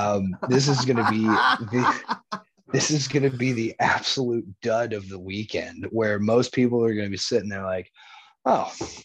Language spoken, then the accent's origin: English; California, United States; moved away; I grew up in California.